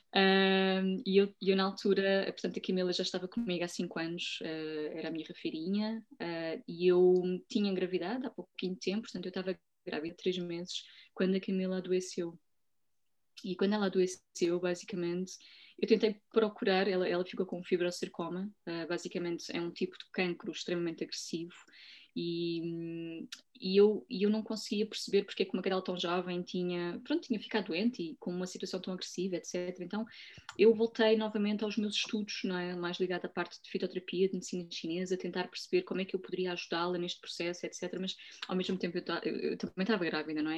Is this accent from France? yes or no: no; Portugal; eu nasci em Portugal, sou portuguesa